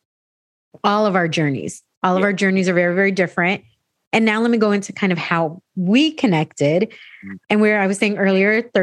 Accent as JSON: {"language": "English", "town": "San Diego", "region": "California", "country": "United States", "tie": "born or raised there", "said": "me being an American born Latina, you know, born here in San Diego"}